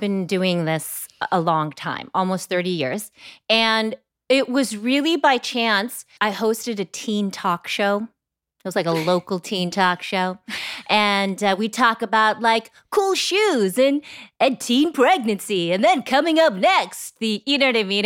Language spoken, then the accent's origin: English; Bay Area, California, United States; I grew up in the Bay Area